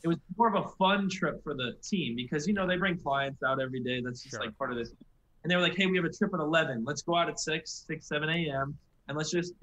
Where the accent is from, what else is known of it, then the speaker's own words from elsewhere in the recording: Jupiter, Florida, United States; also born or lived in Long Island, New York; I was born in New York, and then my dad actually got a job in West Palm, which is obviously where we live in Jupiter, Florida now